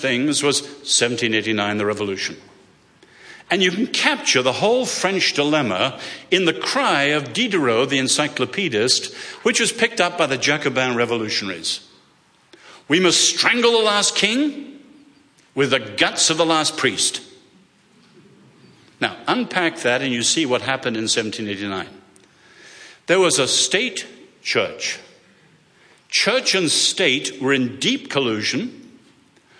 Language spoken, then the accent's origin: English; England, United Kingdom; accent: English; moved away; I'm an Englishman